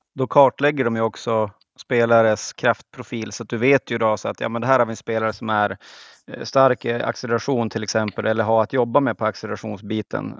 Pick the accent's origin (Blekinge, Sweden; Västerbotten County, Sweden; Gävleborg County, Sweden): Västerbotten County, Sweden; Skellefteå; nu är jag från, de flesta har hört att jag är från Norrland, men från Skellefteå